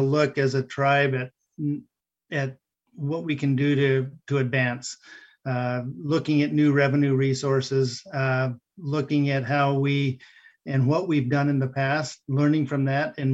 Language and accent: English; Warm Springs, Oregon, United States; Warm Springs is my home. You can take the boy off the res, but you can't take the res out of the boy. Anywhere I go, anyone that knows me across the paths that I've carried and crossed know I'm from Warm Springs